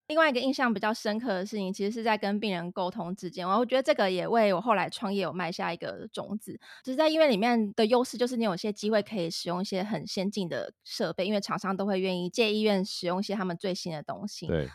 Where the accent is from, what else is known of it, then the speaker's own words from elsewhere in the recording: Zhongli, Taoyuan, Taiwan; 我跟Bill都是算是在 桃园土生土长的